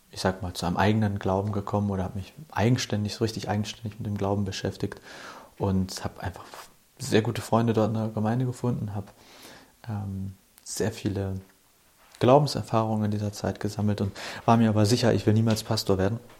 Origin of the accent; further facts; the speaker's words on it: Hamburg, Germany; Kurz zu mir, ich bin ein Hamburger Jung, bin in Hamburg aufgewachsen